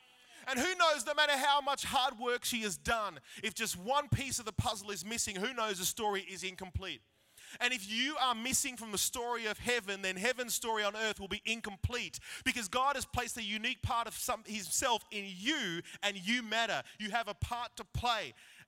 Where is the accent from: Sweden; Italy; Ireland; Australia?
Australia; Wagga Wagga, New South Wales; So growing up in Wagga, we were blessed to have this three-story house.